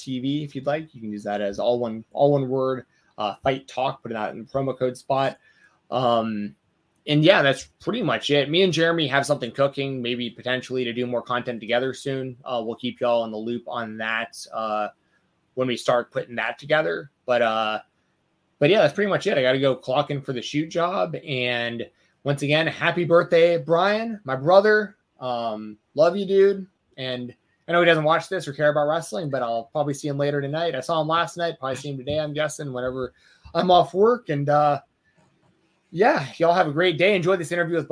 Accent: Atlanta, Georgia, United States; I'm from Atlanta.

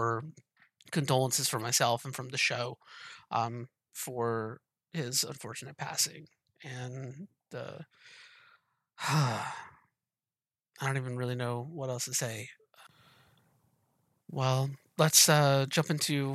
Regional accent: Moultrie, Georgia, United States; moved away; also born or lived in Pacific Northwest; I'm from Georgia originally

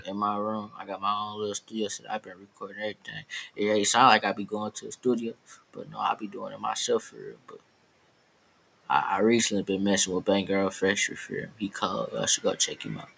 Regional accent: Detroit, Michigan, United States; Same school, same neighborhood. I'm from East Warren

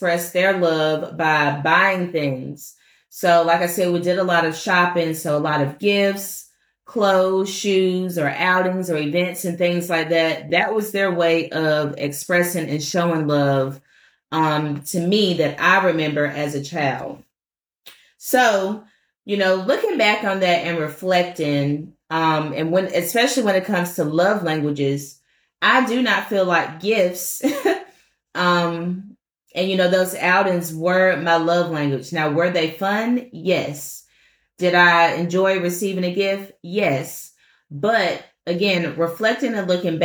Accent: Washington, District of Columbia, United States; moved away; I'm from Washington, D.C. originally.

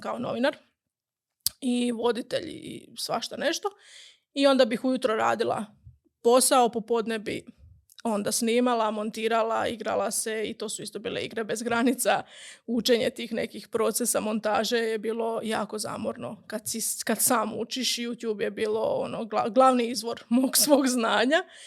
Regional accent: Gundinci, Brod-Posavina County, Croatia; moved away as an adult; also born or lived in Osijek; odrasla sam u Gundincima, u um, relativno malom selu blizu Slavonskog broda

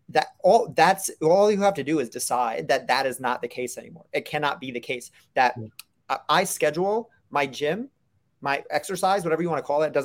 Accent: Brooklyn, New York, United States; I'm also from New York, so I talk fast and I talk loud and I gesture with my hands a lot. So that's that's part of the Brooklyn in me too.

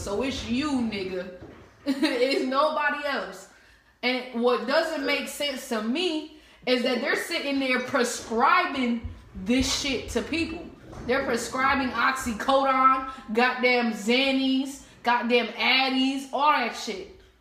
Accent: New Jersey, United States; now in Atlanta, United States; I'm from Jersey, so of course. Cause I know when I came over here to Atlanta

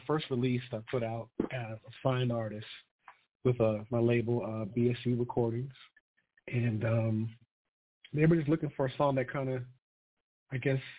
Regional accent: Colorado Springs, Colorado, United States; I'm from Colorado Springs, Colorado. I'm a military brat. I have a lot of family here on both sides.

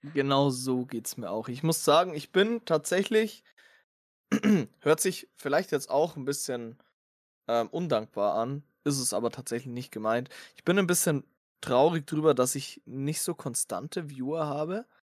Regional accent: Bavaria, Germany; ich komme ja aus Bayern

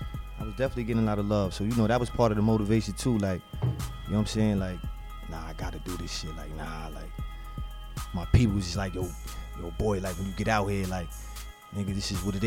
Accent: New York City, New York, United States; I'm from Far Rock.

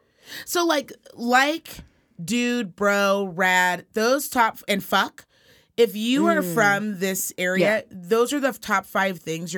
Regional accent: Reno, Nevada, United States; accent: Valley Girl

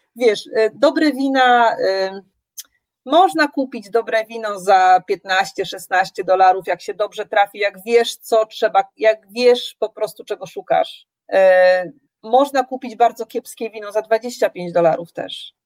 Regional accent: Poland; moved away as an adult; now in Nelson, New Zealand

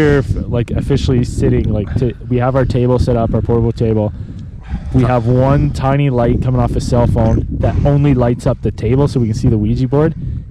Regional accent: Canada; We're Canadian.

